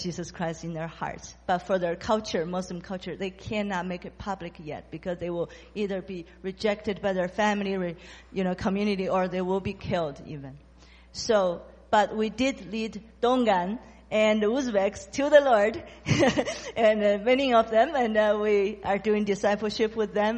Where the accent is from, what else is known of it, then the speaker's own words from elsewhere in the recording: China; I'm from China